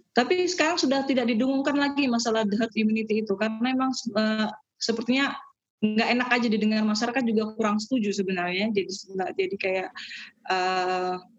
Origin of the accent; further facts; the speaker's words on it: Balikpapan, East Kalimantan, Indonesia; moved away as an adult; also born or lived in Samarinda / Malang; now in Harderwijk, Netherlands; saya lahir di Samarinda dekat Balikpapan itu terus di Balikpapan sekolahnya terus uh, pas kuliah ke Malang.